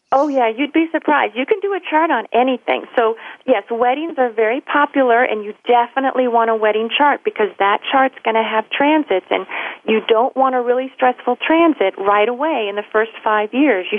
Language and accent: English; Louisville, Kentucky, United States; moved away; that's where I'm from, my hometown, Louisville, Kentucky